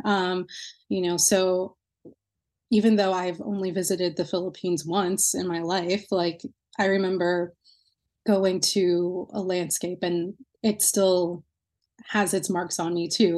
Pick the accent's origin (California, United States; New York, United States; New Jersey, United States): New Jersey, United States; now in Lowell, United States; my hometown in New Jersey